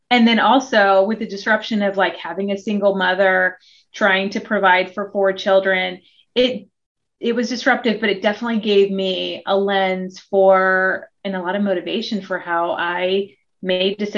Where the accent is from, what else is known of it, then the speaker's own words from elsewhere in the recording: Oregon, United States; born there; also born or lived in Hawaii, United States / Australia; So, although I was born in Oregon, um, my dad just loved he loved Australia and the education system, and he somehow convinced my mother with four daughters to move to Hawaii for a couple years and then to Australia for about six